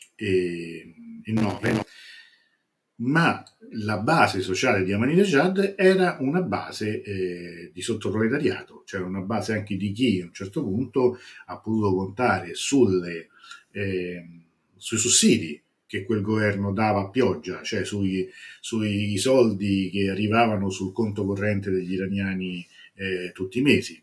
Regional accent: Italy; noi italiani siamo un popolo

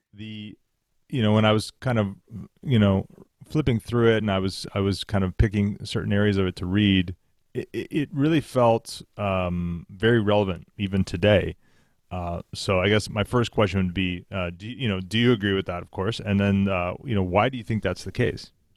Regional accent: Canada; we're Canadian

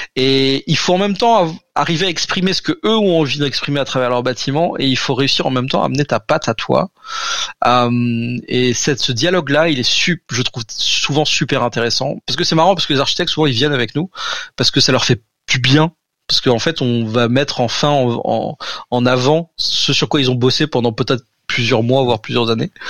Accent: Alsace, Grand Est, France; je suis alsacien

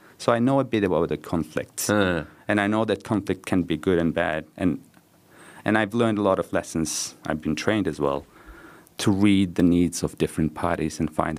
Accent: Nepal; born there; I was born in Nepal.

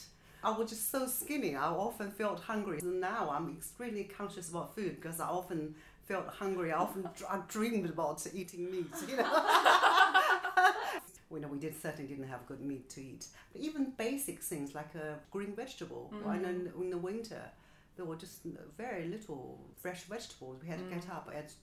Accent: Nanjing, Jiangsu, China; English is a second language; now in Beijing, China; So I was born in Nanjing on the banks of Yangtze River. And I grew up in a residential compound which belonged to the factory my mother worked for all her life

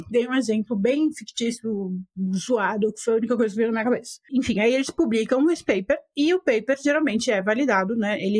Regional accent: Argentina; Portuguese is a second language; Porque eu sou argentino e eu, meu país vive o oposto disso.

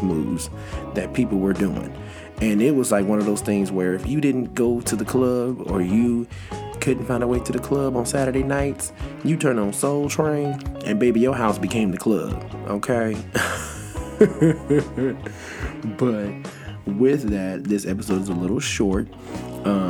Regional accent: Los Angeles, California, United States; South Central LA, y'all, LA, my hometown

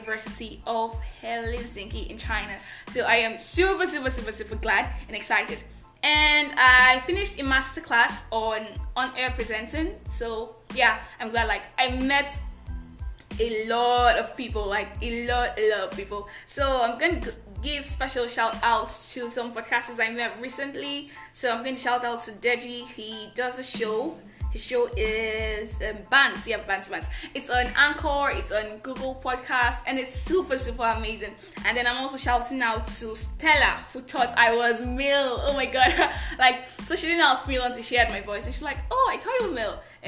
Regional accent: Nigeria; I am that Nigerian Christian talkaholic

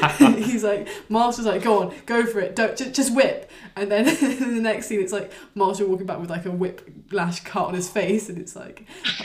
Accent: Oxford, South East England, United Kingdom; I'm from Oxford

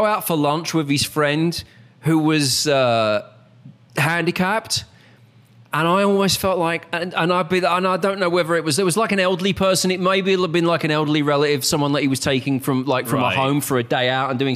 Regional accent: United Kingdom; accent: British; moved away as an adult; now in United States; I'm a Brit

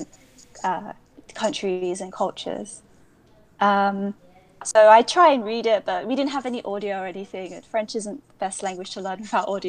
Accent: London, United Kingdom; accent: British; moved away as an adult; now in Kyoto, Japan; I was brought up in London, in East London

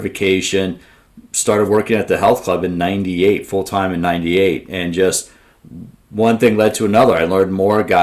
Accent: Washington, District of Columbia, United States; I grew up in the Washington, D.C. area

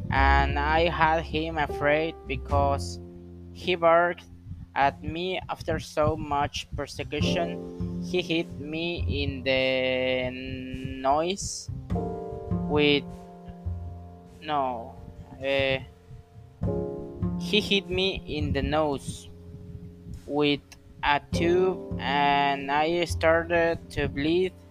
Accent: Acapulco, Guerrero, Mexico; English is a second language; I am 21 years old. I come from Acapulco, Guerrero.

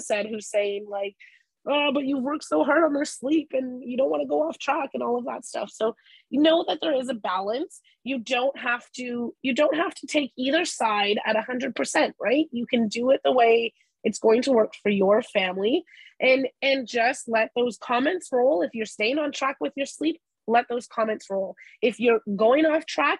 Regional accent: Canada; We're Canadian

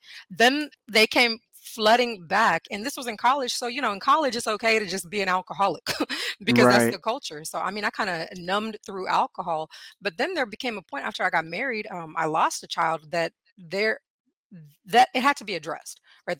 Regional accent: India; born there; So I'm from India. I was born in India. So I went back to my Eastern roots.

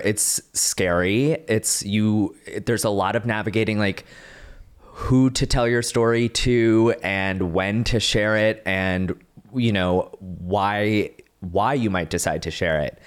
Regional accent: Dallas-Fort Worth area, Texas, United States; the middle child from Texas, like, Dallas, Fort Worth area

